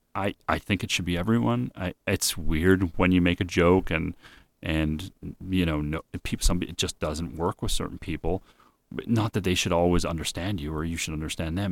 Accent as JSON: {"language": "English", "town": "Winnipeg", "region": "Manitoba", "country": "Canada", "tie": "born or raised there", "said": "I grew up in Winnipeg with a lot of Jewish people"}